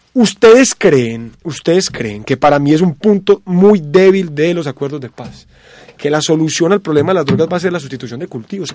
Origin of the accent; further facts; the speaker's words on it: Colombia; Nosotros como colombianos